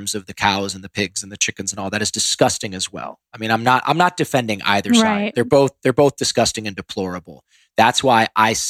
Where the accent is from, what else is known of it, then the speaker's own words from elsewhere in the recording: Ohio, United States; moved away; I grew up in Ohio where corn and soybeans are grown.